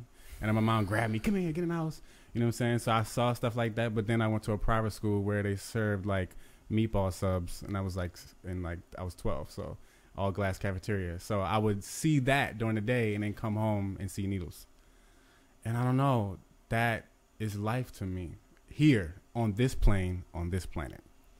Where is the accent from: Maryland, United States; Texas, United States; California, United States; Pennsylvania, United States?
Maryland, United States; Baltimore; Yes, Baltimore, Maryland.